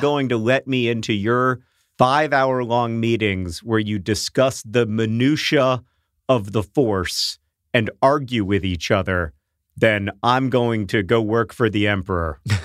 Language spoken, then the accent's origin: English; Florida, United States; When I was a kid growing up in Florida